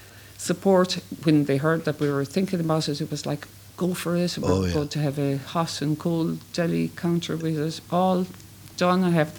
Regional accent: Ireland; I'm from Cluny.

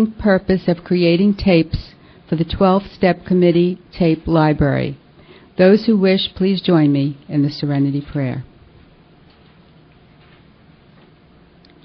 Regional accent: New York City, New York, United States; accent: New York; I guess you can guess from my accent that I come from New York. Can take the girl out of New York, but you can't take the accent out of her. And I grew up in Brooklyn

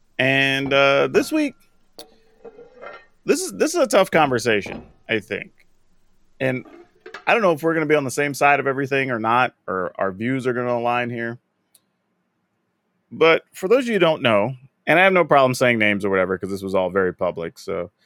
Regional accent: South Texas, United States; I'm from South Texas. I was around a bunch of Hispanic folks

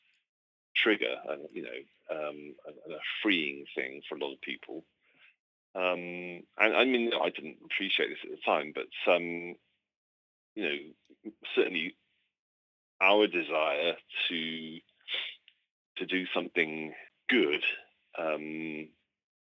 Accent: Cardiff, Wales, United Kingdom; born and raised in Cardiff

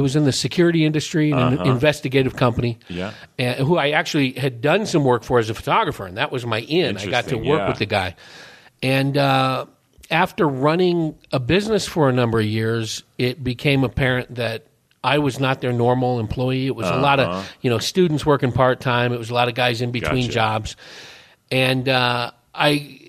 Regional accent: Hayward, California, United States; also born or lived in Paulden, Arizona; now in Prescott, United States; When I was growing up there, Hayward, California. It's between Oakland and San Jose.

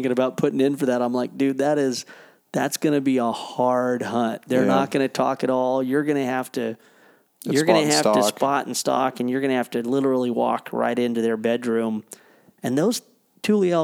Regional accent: United States; moved away; I grew up right on the Oregon-California border on the coast

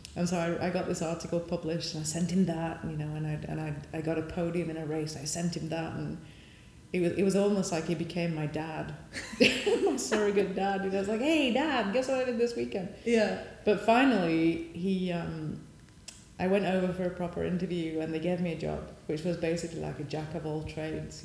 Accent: Sheffield, Yorkshire and the Humber, United Kingdom; moved away as an adult; now in United States; I came from Sheffield

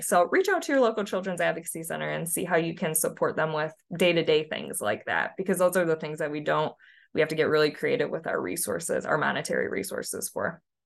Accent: Michigan, United States; moved away as an adult; also born or lived in Tennessee; now in Nashville, United States; I'm originally from Michigan

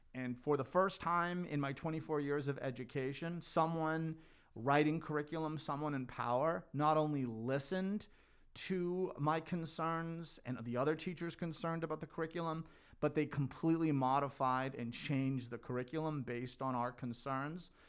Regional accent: North Hanover, Massachusetts, United States; now in Melrose, United States; I grew up in North Hanover.

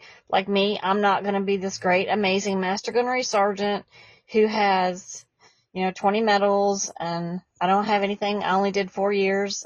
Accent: Alabama, United States; I'm from Alabama

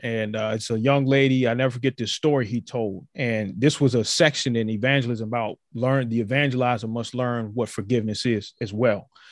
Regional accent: Virginia, United States; My home state of Virginia

